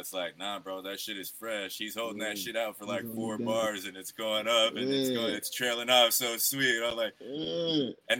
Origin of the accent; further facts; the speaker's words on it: Idaho, United States; I'm from Idaho